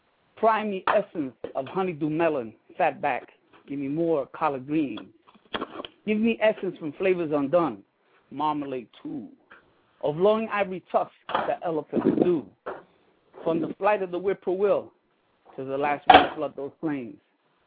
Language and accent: English; Puerto Rico; now in New York, United States; I'm from Puerto Rico.